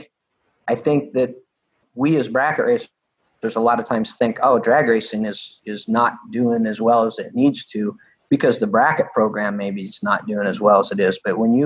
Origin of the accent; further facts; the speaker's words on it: Boise, Idaho, United States; I grew up in Boise, Idaho, in Firebird Raceway